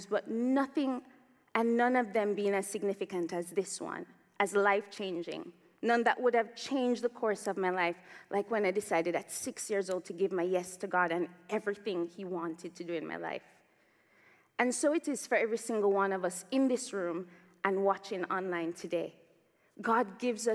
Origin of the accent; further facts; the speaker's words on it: Jamaica; also born or lived in Toronto, Canada; now in Oxford, United Kingdom; growing up in Jamaica